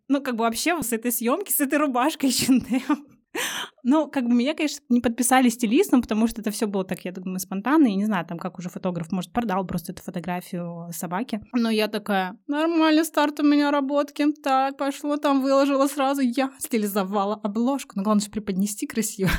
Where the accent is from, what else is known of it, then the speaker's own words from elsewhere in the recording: Russia; всем с радостью говорю, что я из России